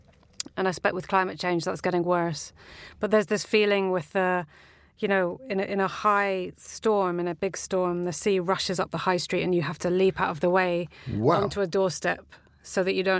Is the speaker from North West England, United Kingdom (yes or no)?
no; Whitby, Yorkshire and the Humber, United Kingdom; also born or lived in Staithes; I was born in Whitby in Yorkshire, and the maternity ward is gone now. So you can't be born there now, but I was.